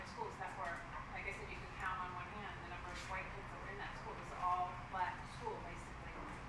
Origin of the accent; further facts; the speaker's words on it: St. Louis, Missouri, United States; when we were growing up in the St. Louis area